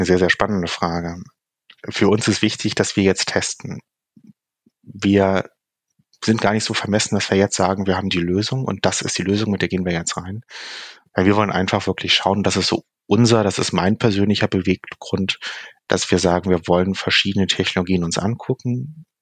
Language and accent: German; Hamburg, Germany; die hanseatische Bescheidenheit als Hamburger